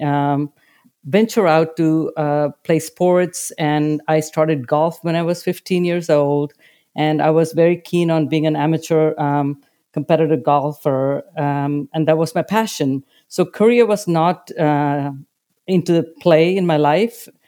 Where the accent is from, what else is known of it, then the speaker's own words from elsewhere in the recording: India; moved away; Growing up in India, I led a very privileged life